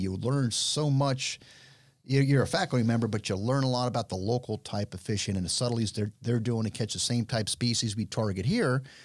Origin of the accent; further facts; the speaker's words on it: Miami, Florida, United States; I'm born and raised in Miami